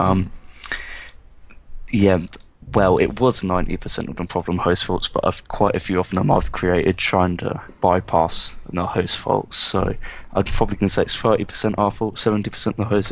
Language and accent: English; England, United Kingdom; my mum's English and my dad's English.